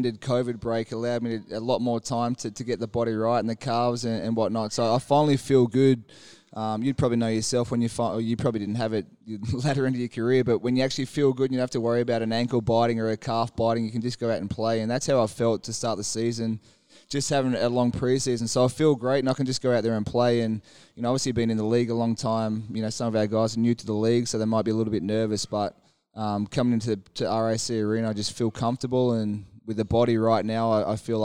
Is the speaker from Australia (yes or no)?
yes; Tasmania, Australia; moved away; my home state